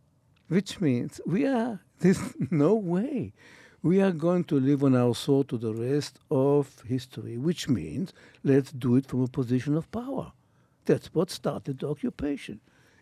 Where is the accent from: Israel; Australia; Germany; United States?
Israel; Which means, look, I come from Israel, which means it's a land, it's a building land.